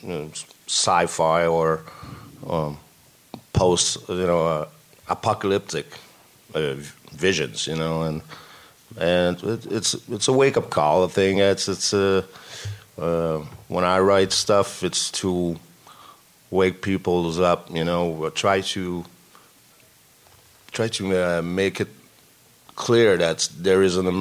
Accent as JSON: {"language": "English", "town": "Jonquière", "region": "Quebec", "country": "Canada", "tie": "born or raised there", "said": "we grew up in Jonquière, you know, which is quite isolated, woods"}